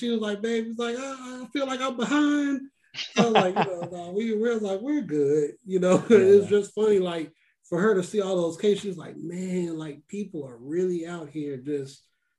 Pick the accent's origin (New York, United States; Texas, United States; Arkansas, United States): Texas, United States; Yeah, we're all from Texas, so you know Juneteenth is a big deal out here